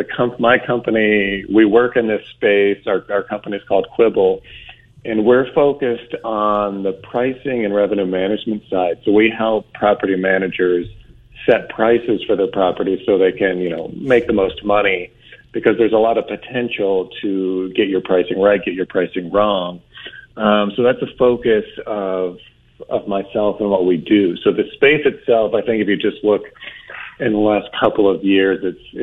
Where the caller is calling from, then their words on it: Scottsdale, Arizona, United States; I am currently in Scottsdale, Arizona.